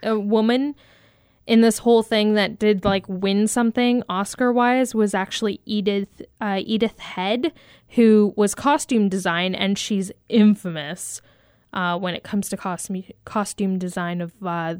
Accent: Hamilton, Ontario, Canada; Hamilton, Ontario, which is my hometown

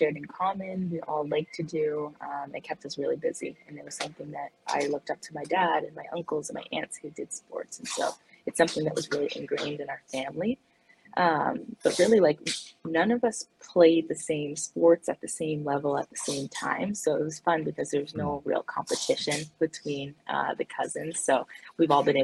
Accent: Hamilton, Ontario, Canada; moved away as an adult; now in Madison, United States; growing up in Ontario, like, I lived in a big city, like, I lived in Hamilton, and so it has 500,000 people

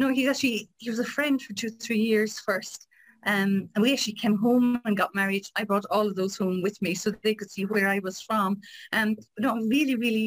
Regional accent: Ireland; moved away; in Kilcora, my hometown

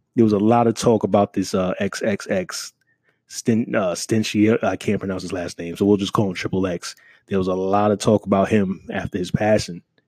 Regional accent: New York City, New York, United States; moved away; I'm from New York City

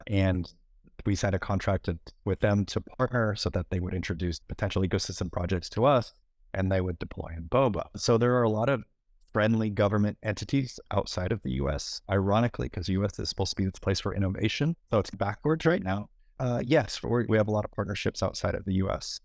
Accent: United States; I'm an American

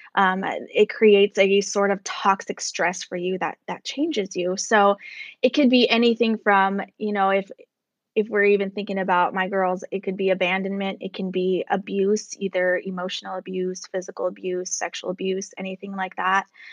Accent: United States; as an American

